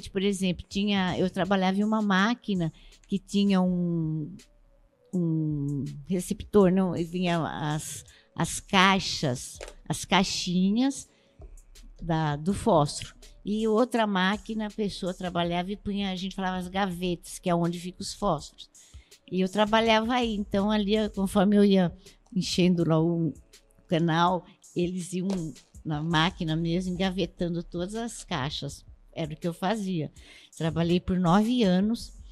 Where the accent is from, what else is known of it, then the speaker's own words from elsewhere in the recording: Osasco, São Paulo, Brazil; also born or lived in Campinas; Bom, eu vim de Campinas, de um, uh, da cidade de Souza, o bairro Souza, de Campinas. Eu vim para Osasco, eu tinha quatro anos de idade com meus pais e morei sempre na quilômetro 18.